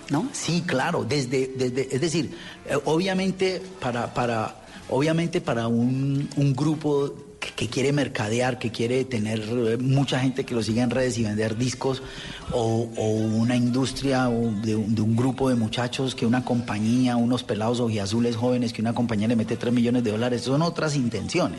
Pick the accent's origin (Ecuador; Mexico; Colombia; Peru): Colombia; now in France; desde mi éxodo como colombiano por fuera al país